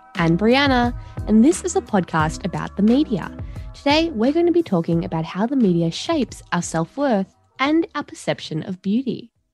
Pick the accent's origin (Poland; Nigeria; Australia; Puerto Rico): Australia; growing up in Australia